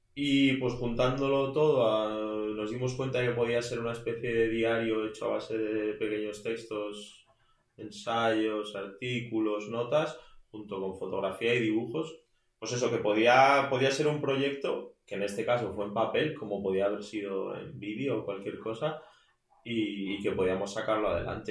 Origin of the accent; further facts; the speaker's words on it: Madrid, Community of Madrid, Spain; also born or lived in A Coruña / Burgos; vengo de Madrid, aunque en todas mis biografías pone que nací en La Coruña, que es cierto